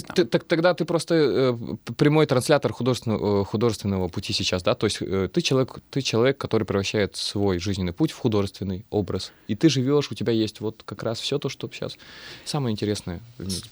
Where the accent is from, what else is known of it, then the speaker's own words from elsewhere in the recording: Russian Far East, Russia; accent: Far Eastern; now in Saint Petersburg, Russia; Я люблю свой э, дальневосточный говор